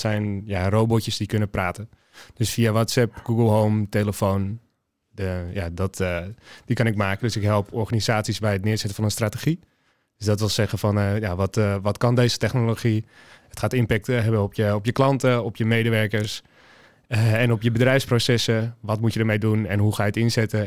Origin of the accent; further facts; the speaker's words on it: Limmen, North Holland, Netherlands; moved away as an adult; also born or lived in Alkmaar; now in Amsterdam, Netherlands; geboren in Alkmaar, eh, nu woonachtend in Amsterdam. Opgegroeid in de omgeving Hello Limmen